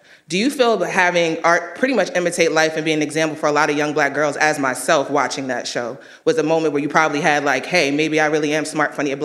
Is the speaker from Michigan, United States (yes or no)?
no; White Plains, New York, United States; now in Charlotte, United States; from White Plains, New York, currently